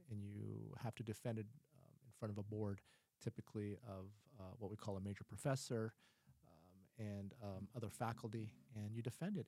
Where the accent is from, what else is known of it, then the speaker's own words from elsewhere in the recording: Ohio, United States; moved away; I grew up in Ohio